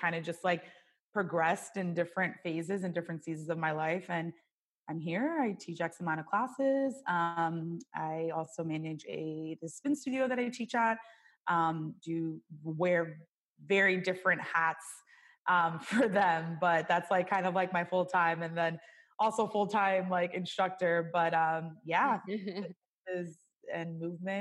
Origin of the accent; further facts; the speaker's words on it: New York, United States; moved away as an adult; now in California, United States; where we grew up in New York